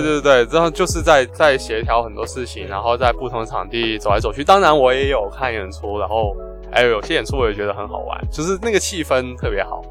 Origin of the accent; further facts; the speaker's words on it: Guangdong, China; 我们广东人的饮食会比较，呃，温和一点